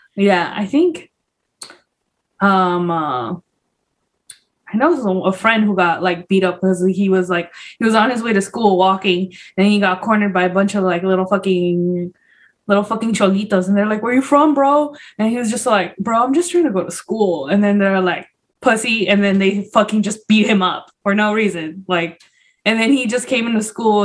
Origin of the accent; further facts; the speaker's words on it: Los Angeles, California, United States; also born or lived in Puebla, Mexico; I grew up in South Central